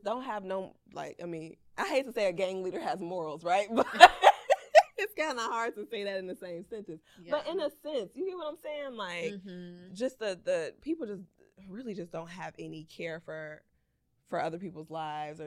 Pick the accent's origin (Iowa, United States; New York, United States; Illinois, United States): Illinois, United States; Chicago; we both grew up in Chicago, right? Southside